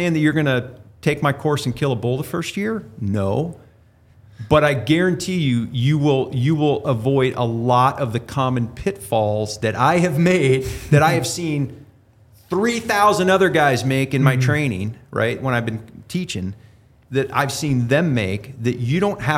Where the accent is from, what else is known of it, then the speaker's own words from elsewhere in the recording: Ohio, United States; moved away; I grew up in Ohio